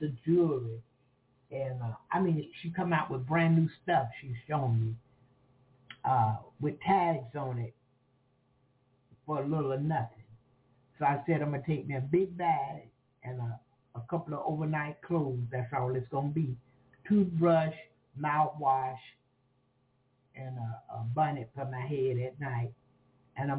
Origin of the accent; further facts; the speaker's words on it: Florida, United States; I'm from Florida